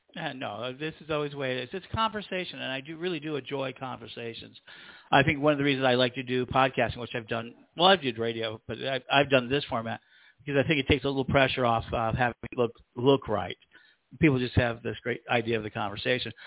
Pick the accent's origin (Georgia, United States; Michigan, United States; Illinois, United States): Illinois, United States; Chicago; I'm from Chicago